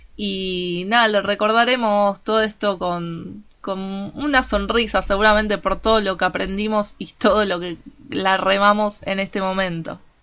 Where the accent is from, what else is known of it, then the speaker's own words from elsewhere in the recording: Argentina; como argentinos ya estamos acostumbrados porque vivimos de crisis en crisis